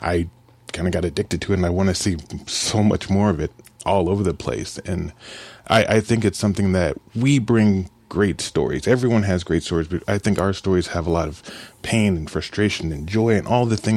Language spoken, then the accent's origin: English; Kansas City, United States; now in Columbia, United States; I grew up in Kansas City